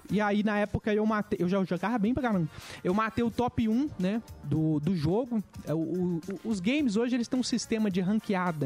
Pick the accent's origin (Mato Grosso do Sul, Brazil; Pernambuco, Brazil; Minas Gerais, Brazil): Minas Gerais, Brazil; also born or lived in Rondônia / Belo Horizonte / Betim; eu nasci em Rondônia, cara, mas eu não vi, vivi muito tempo lá na minha infância, né? Eu fui criado em Minas, a minha mãe veio pra cá.